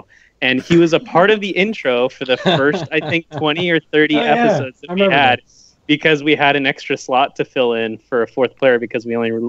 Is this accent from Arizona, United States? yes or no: yes; Phoenix, Arizona, United States; born there; I was born in Phoenix, Arizona. At the time, my mom was working the ticket counter with me being pregnant.